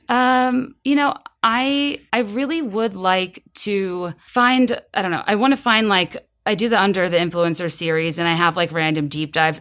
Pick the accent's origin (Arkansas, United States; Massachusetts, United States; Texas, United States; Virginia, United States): Virginia, United States; now in Chicago, United States; I'm from Virginia. I live in Chicago now.